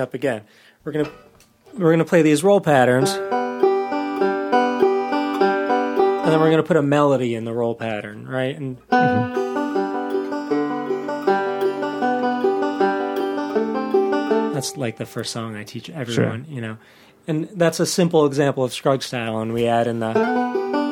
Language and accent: English; Rochester Hills, Michigan, United States; I grew up in Rochester Hills